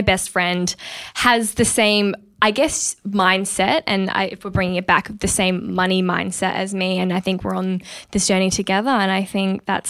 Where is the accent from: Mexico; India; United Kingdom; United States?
India; North India; I am Punjabi Sikh. I am Indian from the north of India.